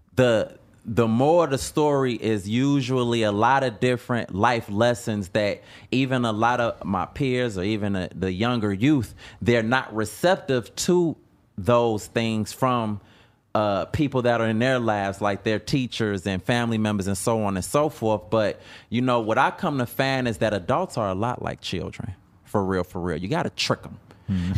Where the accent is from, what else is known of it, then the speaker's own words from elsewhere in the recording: Chicago, Illinois, United States; I'm from Chicago